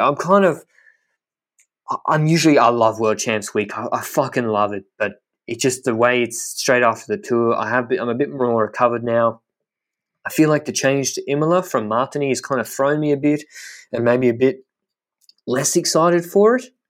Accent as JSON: {"language": "English", "country": "Australia", "said": "as an Australian."}